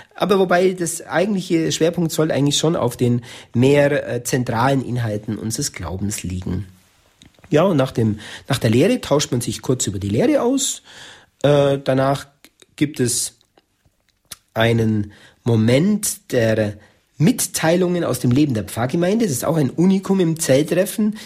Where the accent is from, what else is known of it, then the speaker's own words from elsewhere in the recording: Germany; bei uns in Deutschland